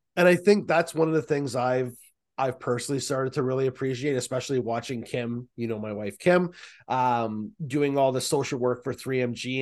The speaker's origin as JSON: {"language": "English", "town": "Markham", "region": "Ontario", "country": "Canada", "also_born_or_lived": "Peterborough, Ontario", "said": "I'm from Markham and Peterborough, and my parents live in Peterborough now."}